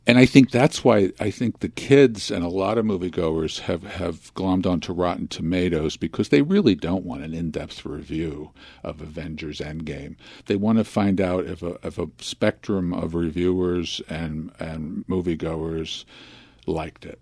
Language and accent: English; Philadelphia, Pennsylvania, United States; born or raised there; also born or lived in Chicago